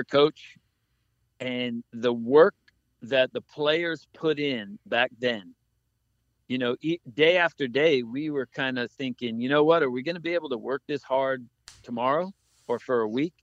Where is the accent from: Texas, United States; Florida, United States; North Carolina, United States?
Florida, United States; Key West; we grew up in Key West